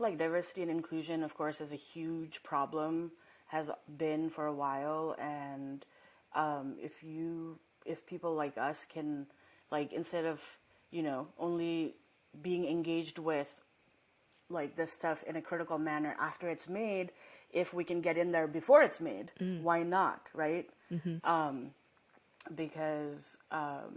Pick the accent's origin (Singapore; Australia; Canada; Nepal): Nepal; also born or lived in Massachusetts, United States / Los Angeles, United States; now in United States; I didn't grow up here, and I grew up in Nepal, and then I came here